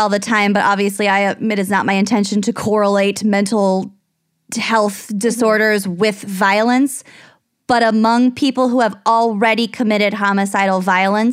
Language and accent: English; United States; an American living in the United States